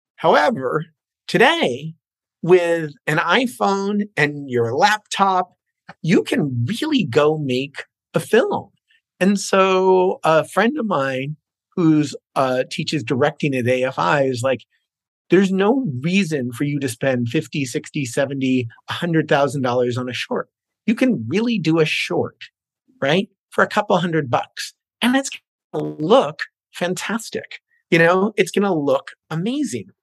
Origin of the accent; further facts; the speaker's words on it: New Jersey, United States; moved away as an adult; also born or lived in New York City; now in Los Angeles, United States; I was born in New York City, went to uh, elementary, junior high school and high school in New Jersey